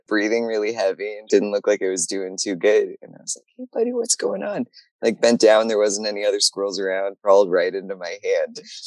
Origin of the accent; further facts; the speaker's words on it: Virginia, United States; I grew up in Virginia